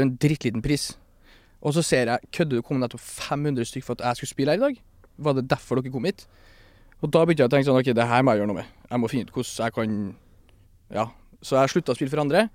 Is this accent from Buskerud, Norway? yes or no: no; Stjørdal, Trøndelag, Norway; now in Oslo, Norway; en uh, albaner fra Stjørdal